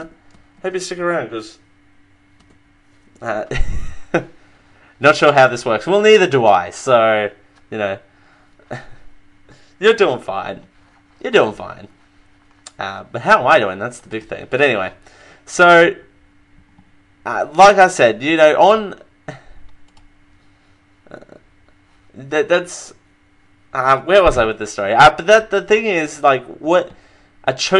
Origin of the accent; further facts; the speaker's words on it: Australia; I'm from Australia. I'm an Aussie